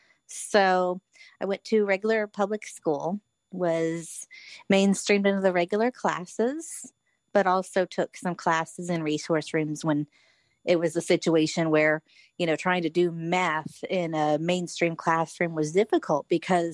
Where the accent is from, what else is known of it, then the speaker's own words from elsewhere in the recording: Florida, United States; moved away as an adult; now in Springfield, United States; I grew up in Florida